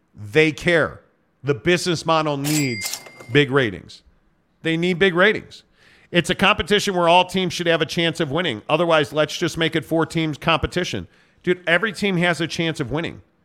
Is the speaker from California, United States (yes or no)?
no; Chicago, Illinois, United States; I'm from Chicago